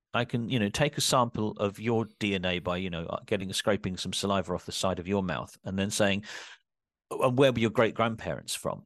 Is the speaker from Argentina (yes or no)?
no; Kent, South East England, United Kingdom; I grew up in Kent